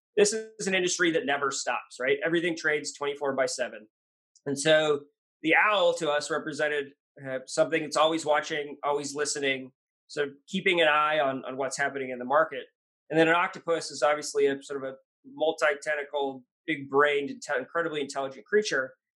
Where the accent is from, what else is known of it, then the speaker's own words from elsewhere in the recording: Washington, United States; also born or lived in New York; I'm, a Washingtonian, grew up here, uh, born in New York, but grew up in Washington